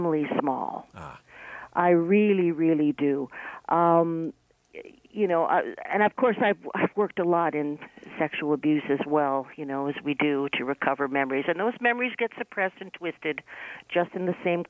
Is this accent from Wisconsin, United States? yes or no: no; New York City, New York, United States; I'm from New York City